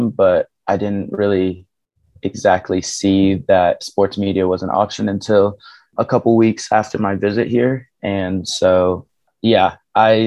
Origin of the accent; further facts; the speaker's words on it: Kansas City, Missouri, United States; I grew up in Kansas City, Missouri